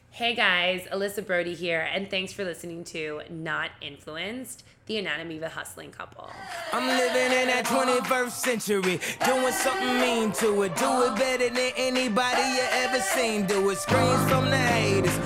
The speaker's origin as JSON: {"language": "English", "town": "Miami", "region": "Florida", "country": "United States", "tie": "born or raised there", "moved": "as an adult", "lives_now": "New York, United States", "said": "growing up in Miami, let's say Miami proper, we all had a really strong cultural connection in the Cuban migration"}